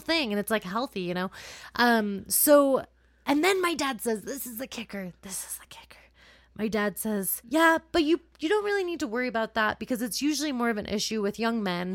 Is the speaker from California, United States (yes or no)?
yes; California, United States; I grew up in California